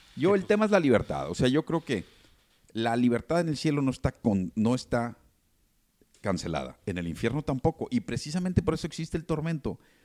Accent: Mexico; todos los que nos sentimos o somos mexicanos

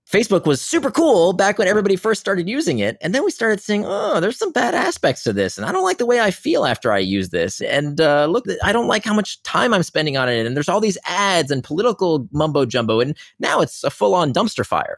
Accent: Israel; I was born in Israel

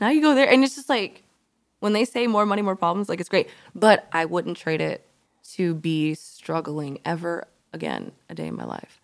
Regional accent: Alabama, United States; moved away; I'm from Alabama

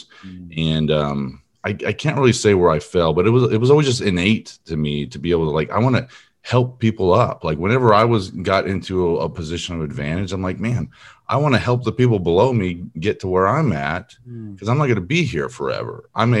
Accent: California, United States; now in Texas, United States; I grew up in Southern California near Long Beach. I don't really claim it anymore. I've been in Texas for over 20 years, so I claim this as my home now.

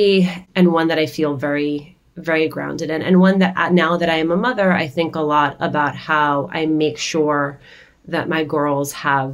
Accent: Union City, New Jersey, United States; We grew up in Union City, New Jersey

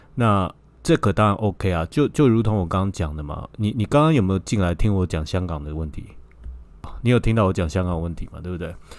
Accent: Taipei, Taiwan; 我也是台北

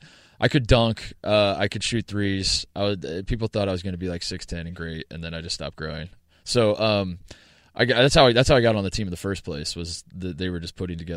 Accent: Brownsburg, Indiana, United States; I grew up in Indianapolis, the west side of Indianapolis, Brownsburg, Indiana.

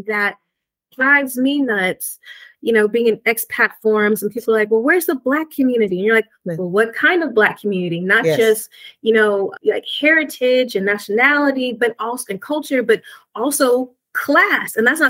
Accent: United States; accent: American; now in Spain; my American accent

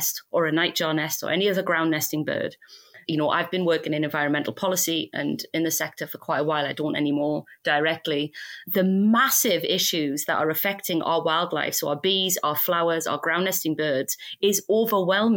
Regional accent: United Kingdom; We're British

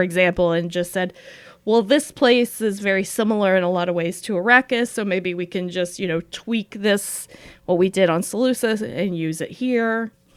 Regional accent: Appalachia, United States; moved away; also born or lived in Saint Paul, Minnesota; I'm both from Appalachia

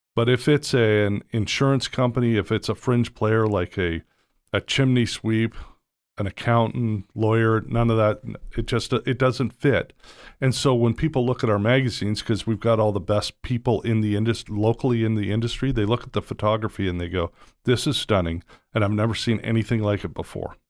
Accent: Toronto, Ontario, Canada; moved away as an adult; also born or lived in Georgia / Vancouver; now in United States; I grew up in Toronto

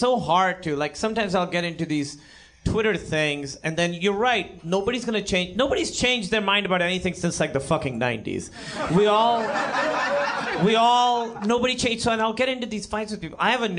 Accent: Pakistan; I'm Pakistani.

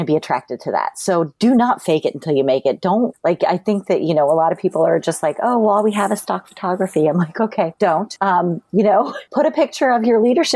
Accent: Akron, Ohio, United States; I grew up in Akron, Ohio

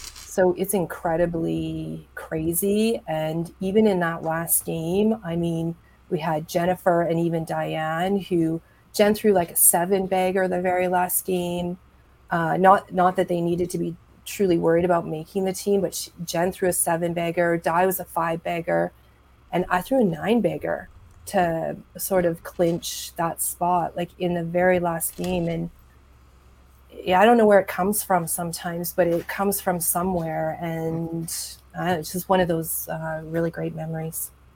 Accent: Edmonton, Alberta, Canada; like that's my hometown. Um, it's where I'm from

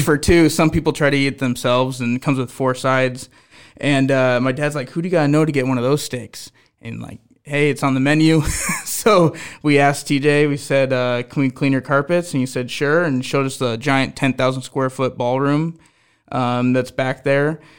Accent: Omaha, Nebraska, United States; I'm an Omaha kid. I grew up on Omaha steakhouses

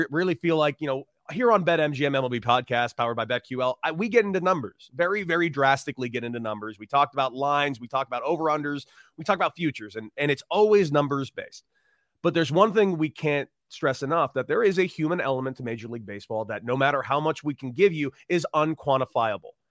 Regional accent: Los Angeles, California, United States; I grew up in Los Angeles

